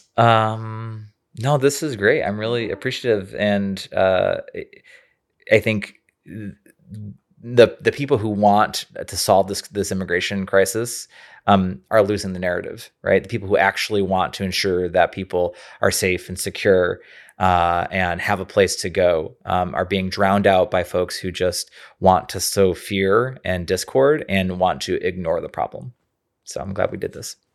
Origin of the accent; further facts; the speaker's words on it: Rochester, New York, United States; moved away; I'm from Rochester, New York originally, and we have a family home up there